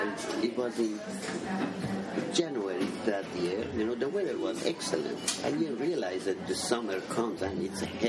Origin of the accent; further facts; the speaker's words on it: Iran; also born or lived in Seattle, United States; now in Portland, United States; I was born in 1965 in Iran. I was a fairly major city of 500,000 people. I had never seen coffee before I left Iran